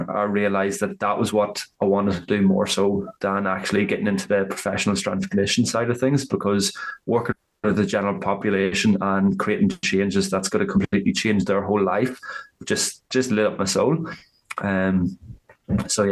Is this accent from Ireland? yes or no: yes; Ireland; accent: Irish; moved away as an adult; now in Australia; I am from Ireland, obviously, with the accent. So I've been living over in Australia for the last 11 and a half years